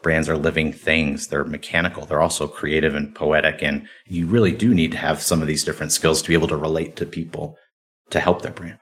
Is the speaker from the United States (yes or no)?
yes; Cleveland, Ohio, United States; I grew up in Cleveland, Ohio